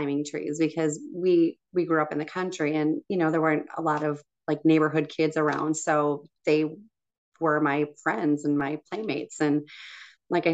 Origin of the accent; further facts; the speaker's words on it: Hastings, Minnesota, United States; Yeah, I did grow up in Hastings.